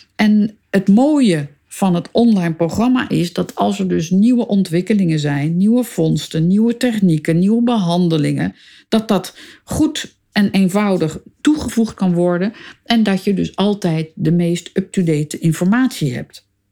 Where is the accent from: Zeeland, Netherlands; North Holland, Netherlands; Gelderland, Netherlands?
North Holland, Netherlands; Amsterdam; Ik ben in Amsterdam geboren, boven de zaak van mijn vader op de Stadhouderskade